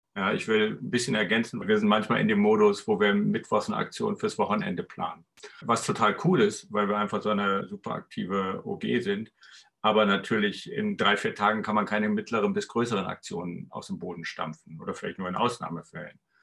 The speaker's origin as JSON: {"language": "German", "town": "Erlangen", "region": "Bavaria", "country": "Germany", "said": "Ich bin aus Erlangen. Komischerweise bin ich dann in Nürnberg gelandet bei XR."}